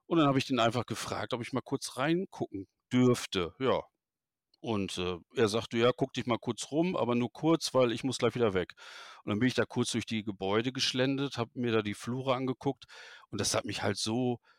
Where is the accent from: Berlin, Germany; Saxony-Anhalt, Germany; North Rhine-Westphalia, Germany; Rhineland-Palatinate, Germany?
North Rhine-Westphalia, Germany; Wuppertal; Ähm, ich komme ja aus Wuppertal, das wissen die, die mir folgen, wissen es, weil ich das halt öffentlich auch kundtue, ist ja kein Geheimnis.